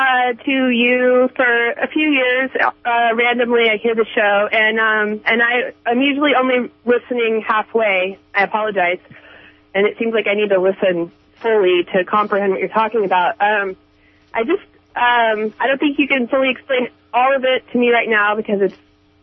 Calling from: Arcata, California, United States; I'm from Arcata.

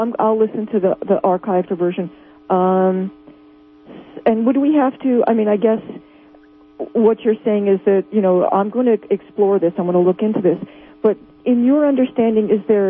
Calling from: New Jersey, United States; Hi, I'm from New Jersey.

